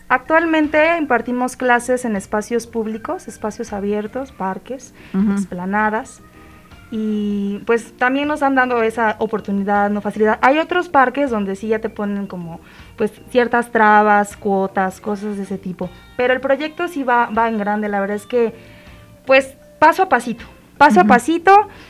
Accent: Mexico; como mexicanos

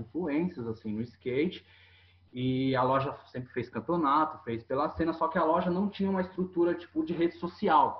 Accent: Itanhaém, São Paulo, Brazil; born or raised there

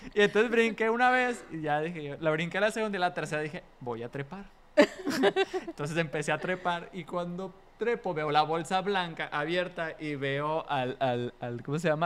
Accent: Mexico; como mexicanos la vemos

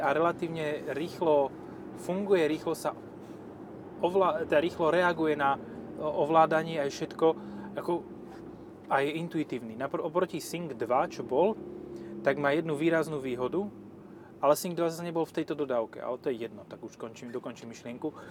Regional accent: eastern Slovakia, Slovakia; ja mám u nás, u nás na východe haciendu, hej.

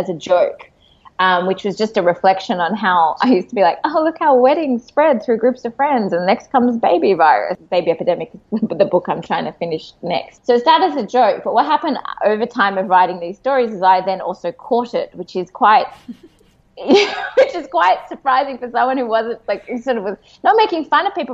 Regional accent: Australia; now in Tel Aviv, Israel; I'm Australian and I live in Tel Aviv

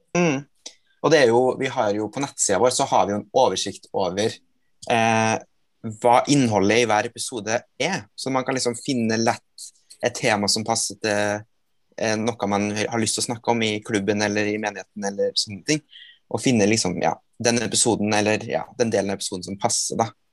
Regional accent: Trøndelag, Norway; Jeg er fra Trøndelag

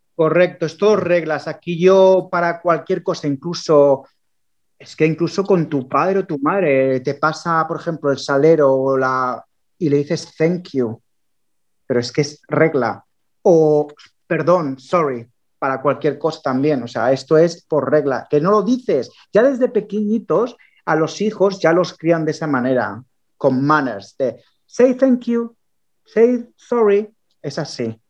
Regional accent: Barcelona, Catalonia, Spain; moved away as an adult; now in England, United Kingdom; yo soy de Barcelona, me vine de Barcelona

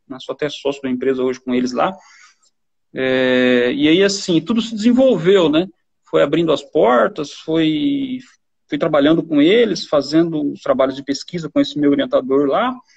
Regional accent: Cerejeiras, Rondônia, Brazil; moved away as an adult; also born or lived in Assis Chateaubriand, Paraná / Minas Gerais / Primavera do Leste, Mato Grosso; viemos de Minas para Rondônia. É aqui que começou a nossa trajetória como família, né? Trinta e poucos anos atrás, né? Cerejeiras, a cidadezinha pequena

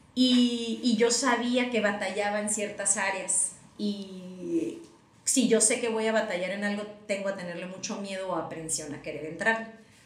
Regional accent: Tijuana, Baja California, Mexico; also born or lived in United States; Nos vinimos a vivir a Tijuana

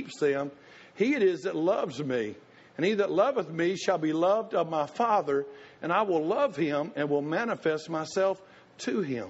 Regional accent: Tennessee, United States; I was the redneck from Tennessee

